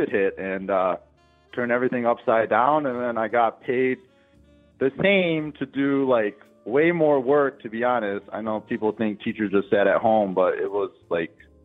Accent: Midwest, United States; I'm like from the Midwest

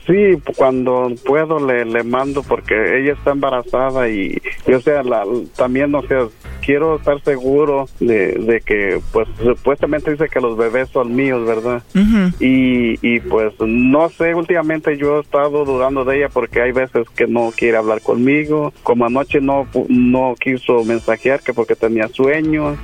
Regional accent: Guadalajara, Jalisco, Mexico; yo soy de Guadalajara

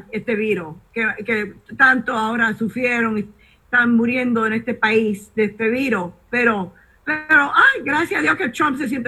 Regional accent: Cuba; decir aquí tenemos republicanos y somos cubanos y somos eh, para los republicanos.

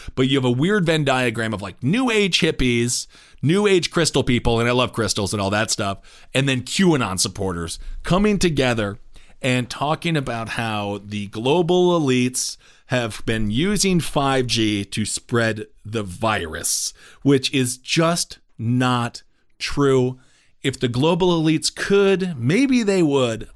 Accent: Wisconsin, United States; my home state, Wisconsin

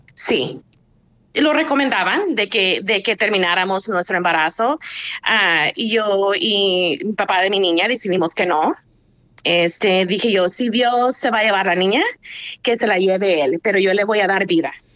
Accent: Usulután, El Salvador; now in Santa Ana, United States; Vivo en Santana, pero nací en, en, en Usulután, sí, pero vivo en Santana

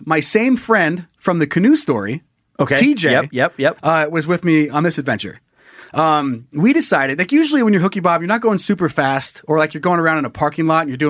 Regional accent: Sun Valley, Idaho, United States; also born or lived in Salmon, Idaho / Coeur d'Alene, Idaho; my hometown of Sun Valley, Idaho

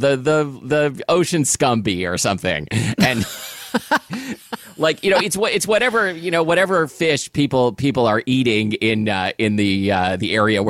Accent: Portland, United States; when I was growing up in Portland

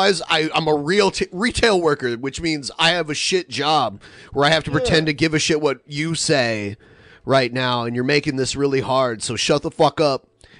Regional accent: United States; accent: American English; I'm an American English speaker.

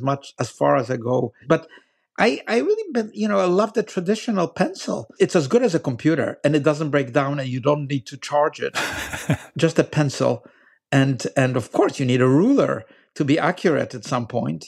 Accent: Poland; I grew up in Poland after, uh, after the war

